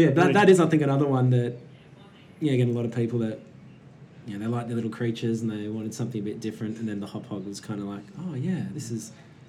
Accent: Western Australia, Australia; being West Australian

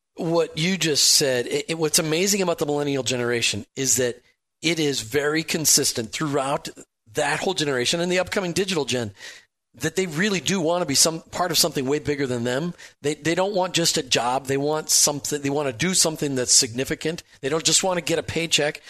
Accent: Minnesota, United States; I grew up in Minnesota where you just don't really talk about your faith.

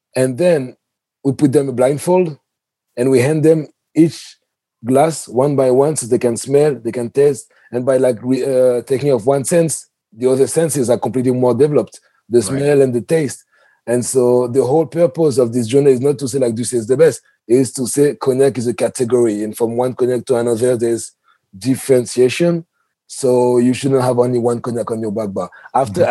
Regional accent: Paris, Île-de-France, France; moved away as an adult; now in New York, United States; I come from Europe and Paris especially, so we have like the culture of terraces.

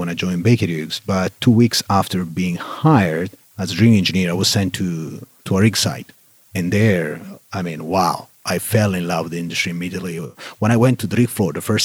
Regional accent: Italy; accent: Italianish; English is a second language; moved away as an adult; now in Texas, United States; my accent is still a bit Italianish

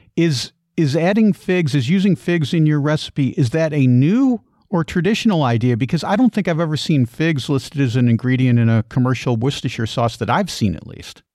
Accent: Midwest, United States; I grew up in the Midwest

